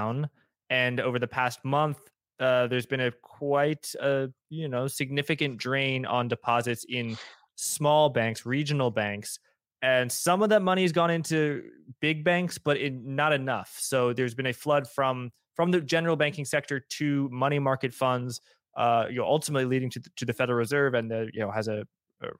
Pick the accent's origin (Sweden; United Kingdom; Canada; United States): United States; I'm American